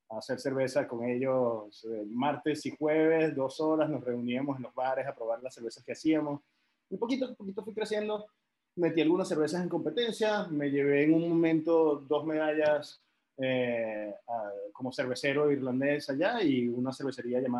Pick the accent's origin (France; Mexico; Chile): France; also born or lived in Venezuela; yo por cosas del trabajo de mi papá, yo crecí en Francia, tengo muchísima familia en Francia